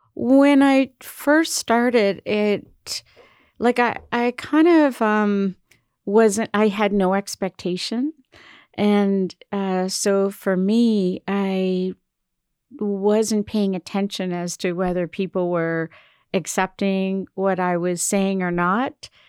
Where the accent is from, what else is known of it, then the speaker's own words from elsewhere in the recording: Cape Breton Island, Nova Scotia, Canada; also born or lived in Toronto / Montreal; now in Halifax, Canada; I'm from Cape Breton Island